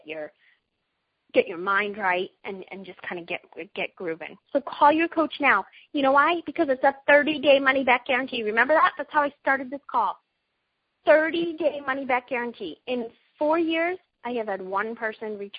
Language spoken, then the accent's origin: English; Boston, Massachusetts, United States; I'm a mom from Boston, Massachusetts, in case you haven't heard my accent come out a few times in this call